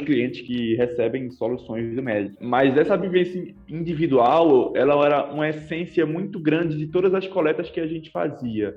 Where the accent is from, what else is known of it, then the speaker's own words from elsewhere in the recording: Recife, Pernambuco, Brazil; Eu venho de Recife, eu curso economia lá na Universidade Federal de Pernambuco